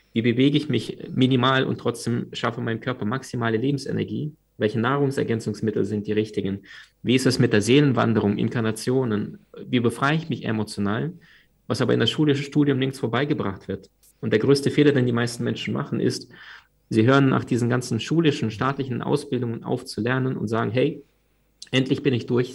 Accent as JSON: {"language": "German", "region": "Crimea", "country": "Ukraine", "tie": "born or raised there", "moved": "yes", "said": "Wir sind damals in der, auf der Halbinsel Krim aufgewachsen. Das war damals Ukraine."}